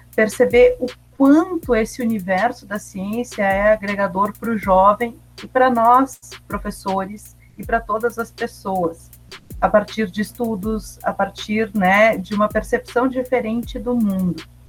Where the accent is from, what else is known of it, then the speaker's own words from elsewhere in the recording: São Marcos, Rio Grande do Sul, Brazil; apresentava um programa de rádio na minha cidade natal, São Marcos